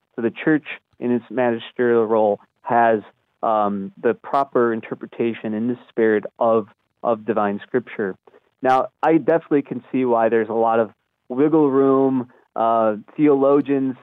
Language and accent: English; Chicago, Illinois, United States; I'm from from Chicago, and in the Archdiocese of Chicago